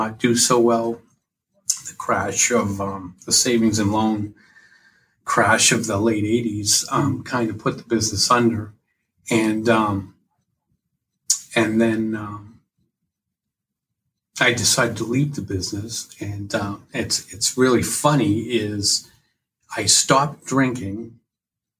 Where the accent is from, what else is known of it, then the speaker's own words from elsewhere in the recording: Massachusetts, United States; also born or lived in New Hampshire; now in Kingston, New Hampshire, United States; I was born in Massachusetts. In 1985, we moved to New Hampshire, and we've never left